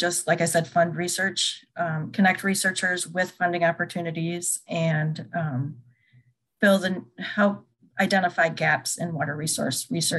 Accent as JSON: {"language": "English", "region": "Michigan", "country": "United States", "also_born_or_lived": "Central Illinois", "moved": "as an adult", "lives_now": "Urbana-Champaign, United States", "said": "I'm originally from Michigan, and I got my bachelor's degree from Michigan State several years ago. and then I moved down to Central Illinois, and I work at the U of I in Urbana-Champaign."}